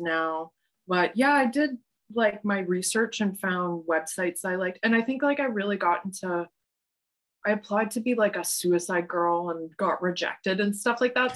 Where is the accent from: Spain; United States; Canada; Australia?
Canada; Calgary, Alberta; also born or lived in Saskatoon, Saskatchewan / Rosetown, Saskatchewan / Stettler, Alberta; now in Montreal, Canada; I grew up um, in Calgary, like that. I consider that my hometown.